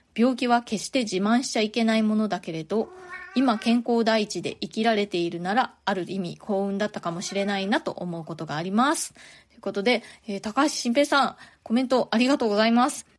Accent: Japan; moved away as an adult; now in New York, United States; ずっと日本で生まれ育って大人になるまで

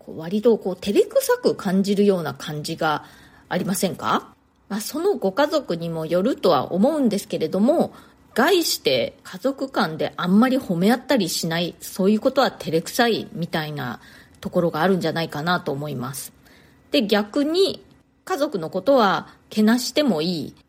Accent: Japan; moved away as an adult; now in New York, United States; 生まれ育ったのは日本なんですね

